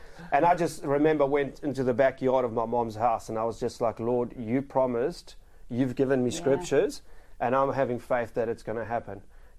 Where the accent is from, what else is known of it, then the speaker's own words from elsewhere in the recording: South Africa; moved away as an adult; obviously I come from South Africa, and we were in the process of doing the visa coming over.